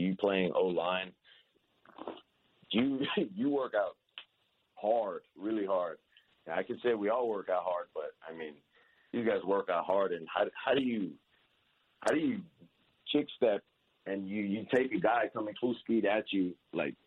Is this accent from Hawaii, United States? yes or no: yes; Hawaii, United States; I'm from Hawaii